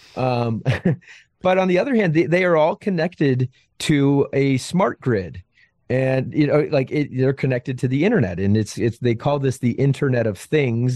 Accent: outside of Albany, upstate New York, United States; I was born in, uh, upstate New York, outside of Albany, Albany, New York

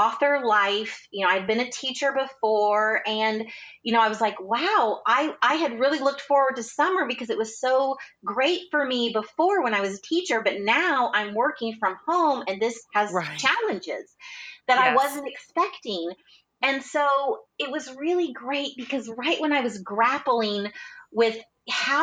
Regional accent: Indiana, United States; I grew up in Indiana

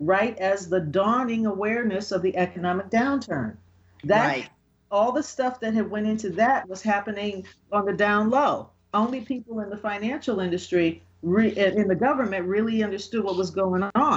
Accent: New York, United States; I'm from New York

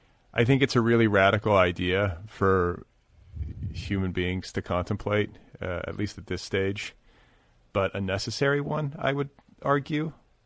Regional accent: Midwest, United States; we're both from the Midwest

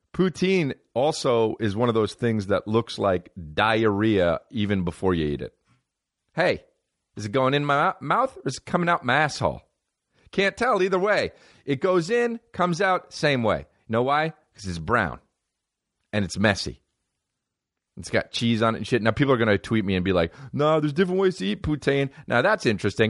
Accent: New Jersey, United States; I'm from New Jersey

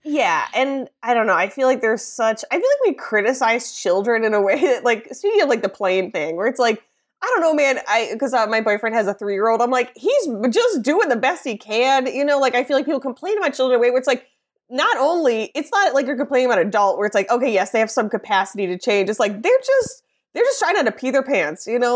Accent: Midwest, United States; being a Midwesterner, a woman, an American

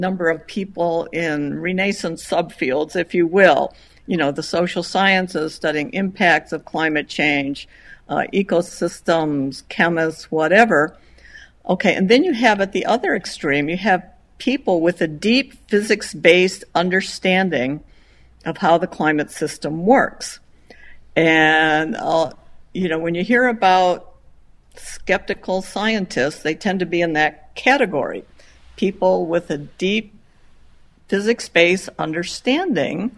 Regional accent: Chicago, Illinois, United States; moved away as an adult; also born or lived in Madison, Wisconsin / Purdue, Indiana / Penn State, Pennsylvania / Boulder, Colorado; I grew up in Illinois, Chicago. I'm a Chicagoan

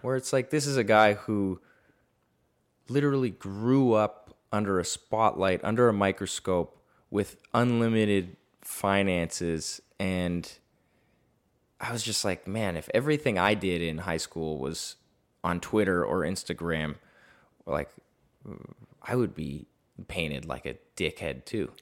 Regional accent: Toronto, Ontario, Canada; moved away as an adult; now in Los Angeles, United States; I moved to L A from Toronto at nineteen or twenty years old

